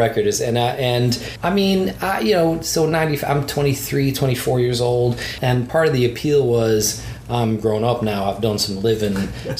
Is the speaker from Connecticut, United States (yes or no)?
no; Fairview Park, Ohio, United States; I grew up in Fairview Park, Ohio, which is a suburb of Cleveland.